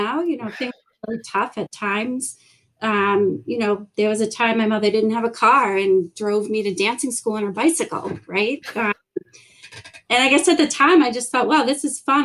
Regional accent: South Shore, Massachusetts, United States; I grew up in a town on the South Shore.

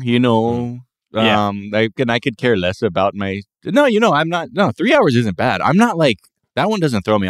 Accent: North Hollywood, California, United States; It's the real NoHo Hank, because I'm from NoHo, and you can take that to the bank.

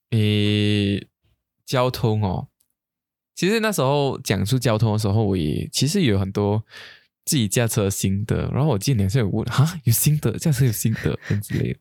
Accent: Kuching, Sarawak, Malaysia; 我们古晋人

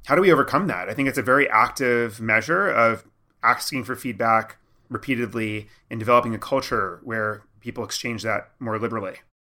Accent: New York, United States; I was from New York

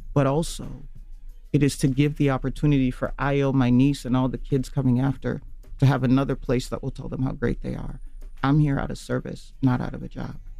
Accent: Nairobi, Kenya; also born or lived in Kisumu, Kenya / Minnesota, United States; now in United States; so I was born in Kisumu but I lived in Nairobi

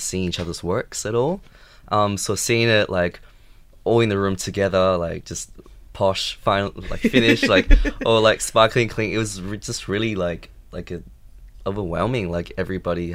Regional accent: Urumqi, Xinjiang, China; now in Australia; I grew up in Urumqi, which is the capital of Xinjiang

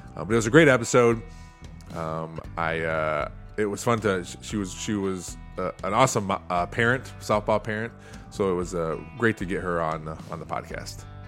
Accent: Toledo, Ohio, United States; I grew up in Toledo

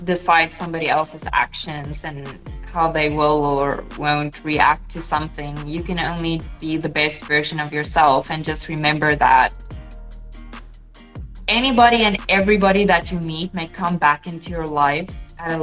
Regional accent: South Africa; first language Afrikaans; English is a second language; moved away as an adult; now in Portugal; I am actually in Portugal, but I am South African. I immigrated to Portugal about 3 years

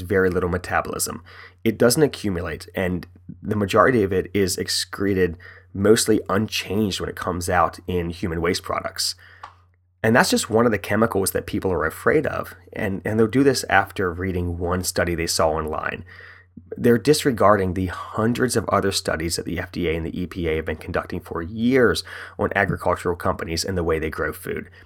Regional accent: West Virginia, United States; now in Frederick, United States; I'm from West Virginia, born and raised

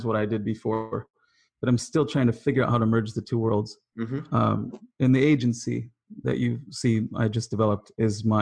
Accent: Wisconsin, United States; now in Los Angeles, United States; I'm from Wisconsin

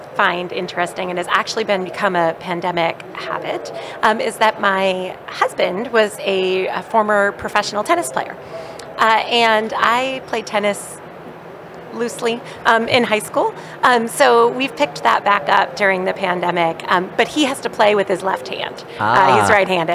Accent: Boston, Massachusetts, United States; I am from Boston

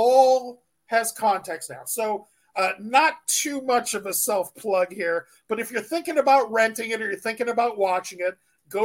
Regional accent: San Diego, California, United States; I grew up in San Diego

